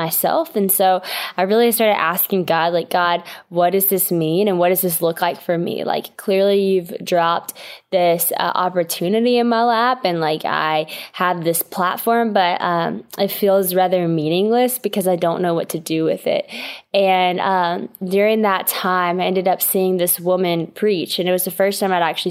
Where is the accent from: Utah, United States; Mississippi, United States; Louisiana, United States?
Louisiana, United States; West Monroe; So I'm from West Monroe, Louisiana, which is a pretty small town in Louisiana.